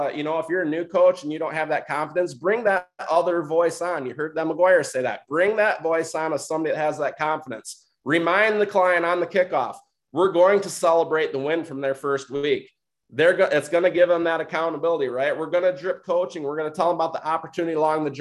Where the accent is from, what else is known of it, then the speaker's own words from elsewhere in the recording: Michigan, United States; I'm from Michigan. I'm not from Oklahoma.